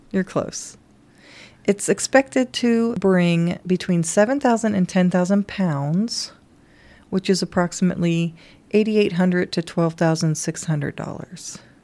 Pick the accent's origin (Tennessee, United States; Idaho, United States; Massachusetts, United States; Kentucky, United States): Kentucky, United States; moved away; I grew up on Dunkin' Donuts in Kentucky